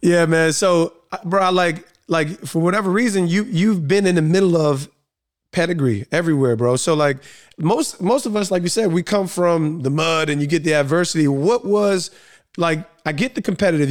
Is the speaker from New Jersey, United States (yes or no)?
yes; East Orange, New Jersey, United States; also born or lived in Montclair, New Jersey; growing up in East Orange, which is re, extremely urban